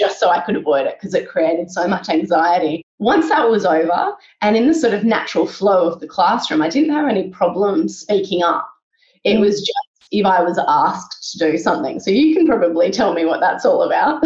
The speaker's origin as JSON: {"language": "English", "town": "Sydney", "region": "New South Wales", "country": "Australia", "tie": "born or raised there", "said": "So I grew up in Sydney. I grew up in Willoughby on the north side of Sydney."}